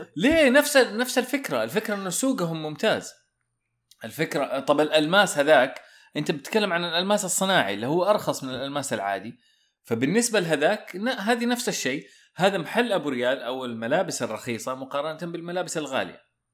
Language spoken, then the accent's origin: Arabic; Saudi Arabia; إحنا عندنا في السعودية